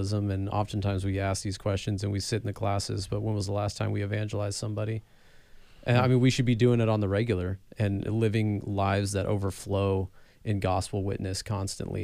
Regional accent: California, United States; I'm from California

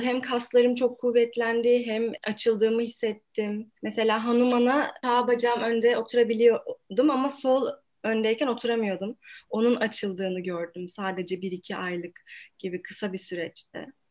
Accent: İzmir, Turkey; moved away as an adult; now in Ankara, Turkey

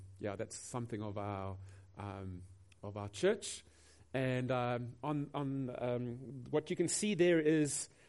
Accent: Durban, KwaZulu-Natal, South Africa; we come from Durban

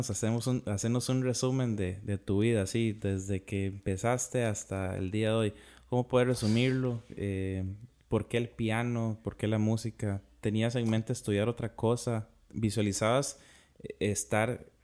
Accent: Mexico; also born or lived in Los Angeles / Mexico City; Soy mexicano.

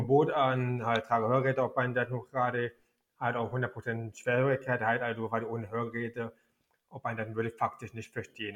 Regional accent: Berlin, Germany; also born or lived in Frankfurt (Oder); ich bin noch in Ostberlin geboren

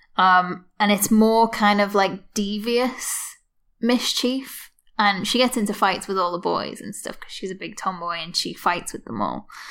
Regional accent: Liverpool, North West England, United Kingdom; So I'm from Garston, like I say, which is an old docking town. It's where most of the ships go in to Liverpool.

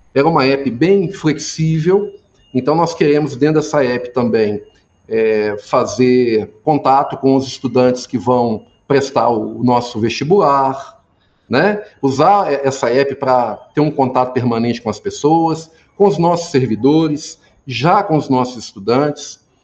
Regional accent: Formiga, Minas Gerais, Brazil; also born or lived in Belo Horizonte; eu nasci aqui em Formiga, fui criado né, aqui na cidade.

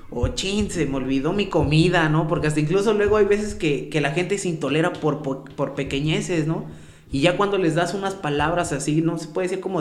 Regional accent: San Bruno, Mexico; Vengo de aquí de San Bruno, yo soy de San Bruno.

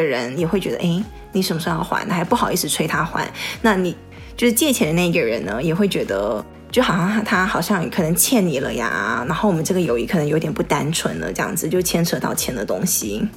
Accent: Taiwan; moved away as an adult; now in Bay Area, United States; 我当初是从台湾来的时候是先在，呃，当地上的社区大学，然后转学到那个U C Berkeley

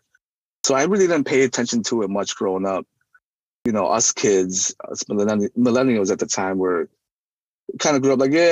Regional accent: Burlington, Wisconsin, United States; also born or lived in Ubon refugee camp, Thailand / Madison, Wisconsin; now in Racine, United States; The church that sponsored us resided in Burlington, Wisconsin

